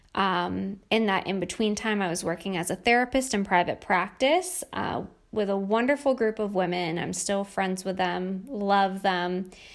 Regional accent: New York, United States; moved away as an adult; also born or lived in Pittsburgh, Pennsylvania / Virginia Beach, Virginia; I grew up in New York State and a beautiful area of New York, right on the lake, and, uh, really had a pretty typical childhood

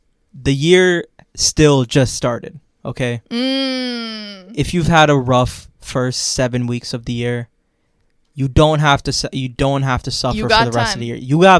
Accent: Florida, United States; Growing up in Florida

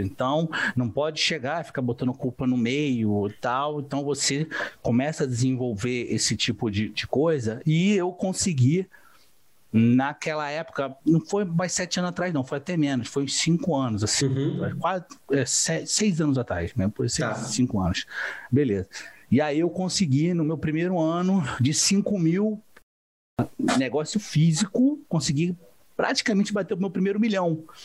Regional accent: Rio de Janeiro, Brazil; Sou do Rio de Janeiro

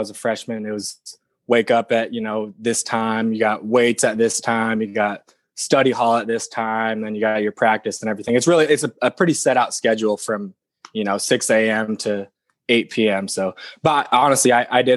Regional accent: Portland, Oregon, United States; I'm right here at the house that I grew up in right now, Portland, Oregon, born and raised

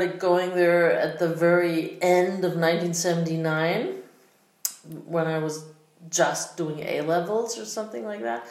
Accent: Berlin, Germany; I was born in West Berlin, so I like... When we moved into this high-rise apartment building in Spandau, I think we moved there when I was 2.5

